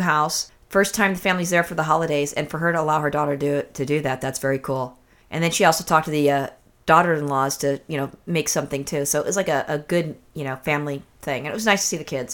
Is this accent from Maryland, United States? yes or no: no; California, United States; I'm a native Californian